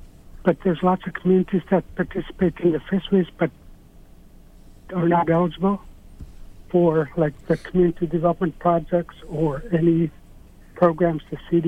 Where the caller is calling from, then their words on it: Alaska, United States; So I'm calling from the Yukon River, and I want to bring up something about the Magnuson-Stevens Act.